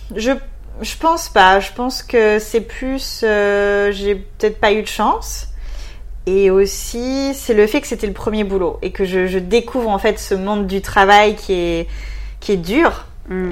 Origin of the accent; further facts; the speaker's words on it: near Bordeaux, Nouvelle-Aquitaine, France; accent: French; moved away as an adult; also born or lived in Melbourne, Australia; now in Sydney, Australia; je suis du sud-ouest